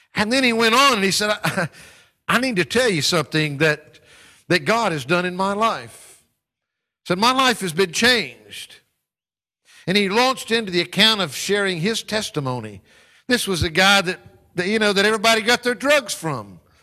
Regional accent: North Carolina, United States; my home state of North Carolina

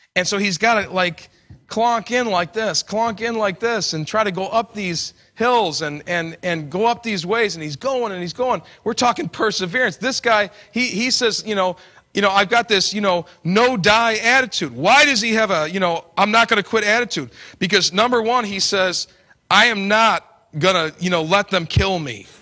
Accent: New York, United States; I come from New York

